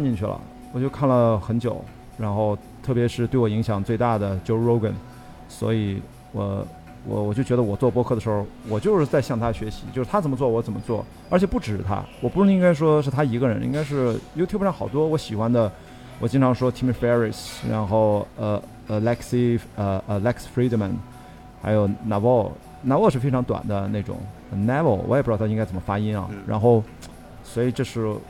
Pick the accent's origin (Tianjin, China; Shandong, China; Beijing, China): Shandong, China; Qingdao; moved away; 我出生在青岛，我的家就在青岛啤酒厂。